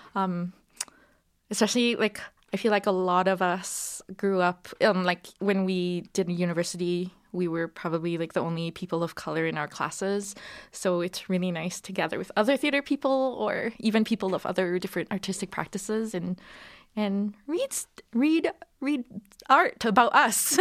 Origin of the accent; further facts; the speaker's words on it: Singapore; moved away as an adult; now in Calgary, Canada; I was born here in Calgary, um, and then I moved to Singapore when I was three, where my parents are from, uh, and then I was there for twenty years